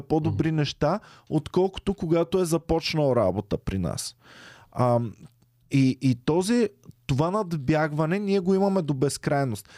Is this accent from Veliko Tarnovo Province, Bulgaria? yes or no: no; Stara Zagora, Stara Zagora Province, Bulgaria; moved away; как съм тръгнал от Стара Загора, където аз си имах стая